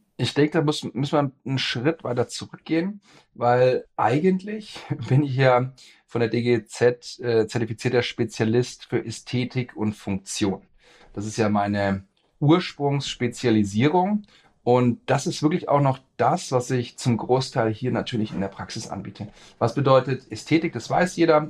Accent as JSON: {"language": "German", "town": "Erlangen", "region": "Bavaria", "country": "Germany", "tie": "born or raised there", "also_born_or_lived": "Nuremberg", "said": "bin geboren in Erlangen, äh, bin dort zur Schule gegangen, habe da auch studiert"}